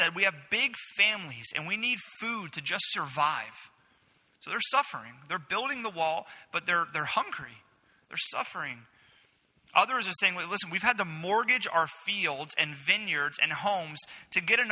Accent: Florida, United States; growing up in Florida

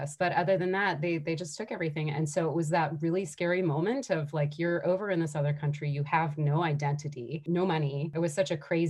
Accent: United States; now in Vancouver, Canada; I'm an American. I live in Canada, in Vancouver.

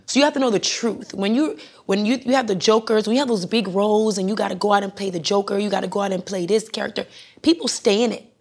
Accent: Miami, Florida, United States; moved away as an adult; also born or lived in Broward County, Florida / Jamaica (parents); now in Atlanta, United States; I was born in Broward and, and slid into Miami

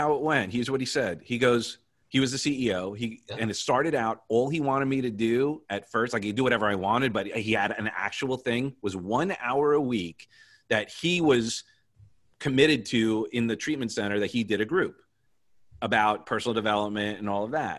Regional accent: Long Island, New York, United States; now in Florida, United States; I grew up on Long Island

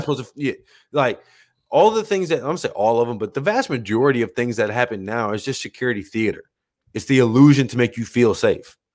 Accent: United States; me being an American matters more than me being an American here

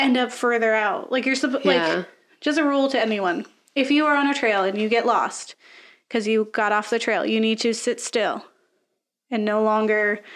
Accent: Florida, United States; I grew up in the woods because I'm from Florida, but not the fun parts

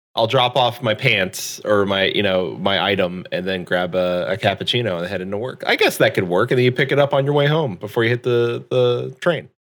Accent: United States; as an American

